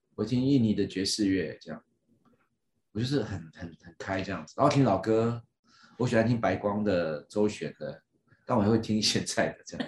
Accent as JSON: {"language": "Chinese", "region": "Miaoli County", "country": "Taiwan", "tie": "born or raised there", "also_born_or_lived": "Yilan", "moved": "yes", "said": "我妈刚好是从嘉义嫁到，嫁到苗栗来"}